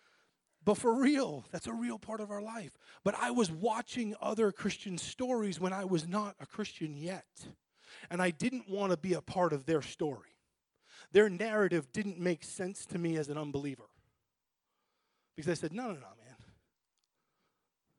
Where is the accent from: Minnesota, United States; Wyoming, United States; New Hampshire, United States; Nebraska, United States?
New Hampshire, United States; I grew up in New Hampshire, okay, in a family that started going to church and then left church